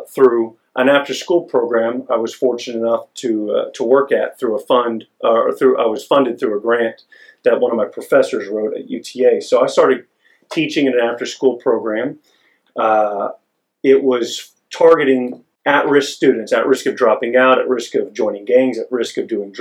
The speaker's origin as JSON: {"language": "English", "town": "Longview", "region": "Texas", "country": "United States", "said": "I'm from Longview, Texas, East Texas, a couple hours east of here."}